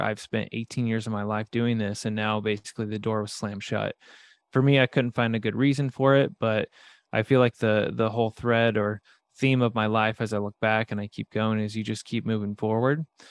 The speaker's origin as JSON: {"language": "English", "region": "Midwest", "country": "United States", "tie": "born or raised there", "said": "I grew up in the Midwest"}